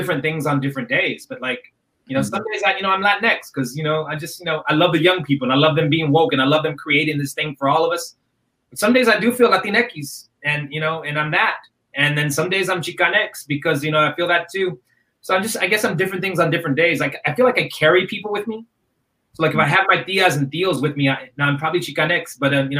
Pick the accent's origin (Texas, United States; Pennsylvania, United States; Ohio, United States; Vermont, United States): Texas, United States; Dallas; I come from Dallas, Texas